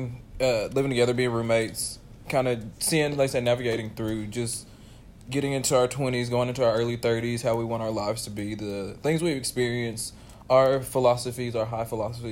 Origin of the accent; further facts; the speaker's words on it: Dallas, Texas, United States; We grew up together here in Dallas, Texas